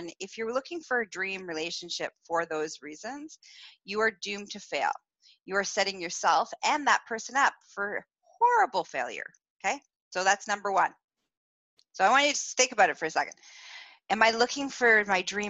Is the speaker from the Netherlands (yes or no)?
no; Canada; I'm Canadian.